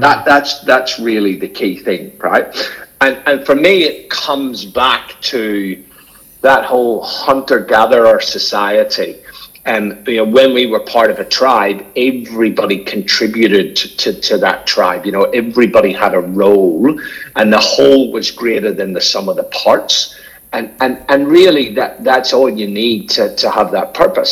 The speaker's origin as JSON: {"language": "English", "region": "Northern Ireland", "country": "United Kingdom", "tie": "born or raised there", "moved": "yes", "lives_now": "Australia", "said": "I was brought up in Northern Ireland in the 1970s"}